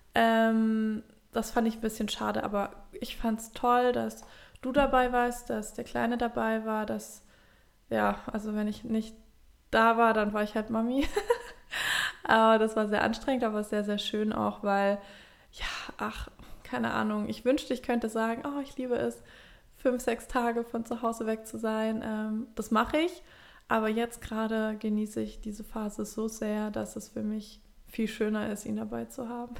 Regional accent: Swabia, Baden-Württemberg, Germany; accent: Swabian; now in Hamburg, Germany; ich rede direkt Schwäbisch

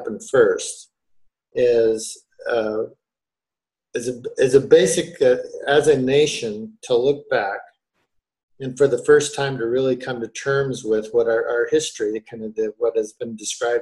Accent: Upper Midwest, United States; I grew up in the Midwest, upper Midwest, where there were very few people of color

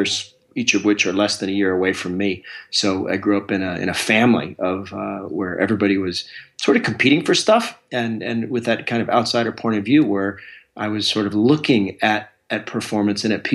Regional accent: Alaska, United States; I'm a kid from Alaska. And that growing up there has its own sort of set of unique qualities

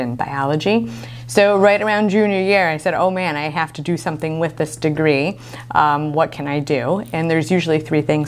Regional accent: Buffalo, New York, United States; I was born and raised in Buffalo. Went to dental school here as well.

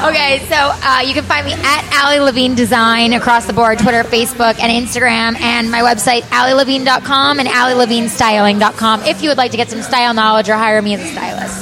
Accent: New York City, New York, United States; I'm from New York

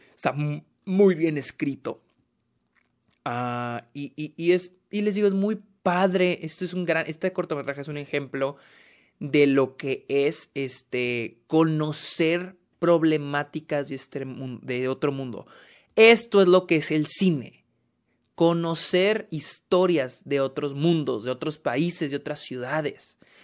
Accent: Mexico; yo soy mexicano

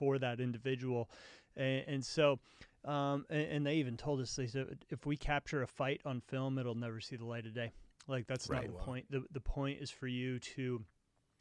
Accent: United States; I'm this American who really identifies with his Swedish heritage

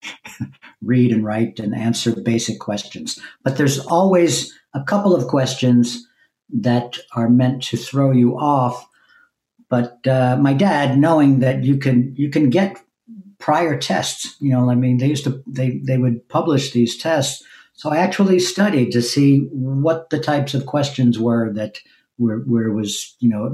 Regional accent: Long Island, New York, United States; moved away as an adult; also born or lived in East Village, New York City; now in Brooklyn, United States; then we moved to Long Island when I was eight. So I spent my real formative years in Long Island

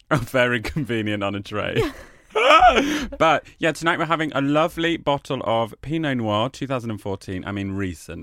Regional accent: United Kingdom; also born or lived in Australia; we as British people

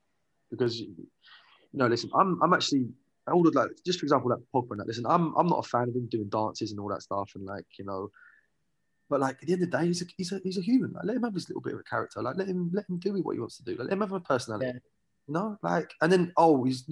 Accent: Watford, East of England, United Kingdom; moved away as an adult; also born or lived in Ireland (ancestry); now in California, United States; I'm from Watford

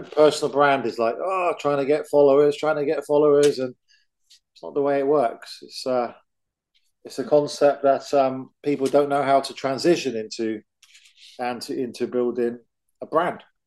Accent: England, United Kingdom; I'm from England

